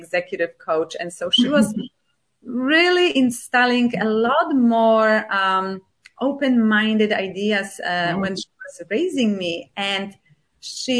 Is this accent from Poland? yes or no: yes; Poland; accent: Polish; first language Polish; English is a second language; moved away as an adult; now in United States; I come from Poland originally, and I spent half of my life in the United States